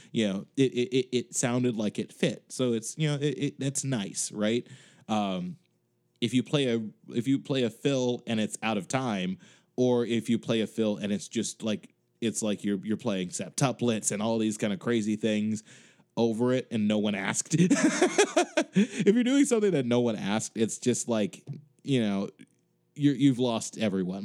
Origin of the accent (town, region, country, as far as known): Chicago, Illinois, United States; now in Boston, United States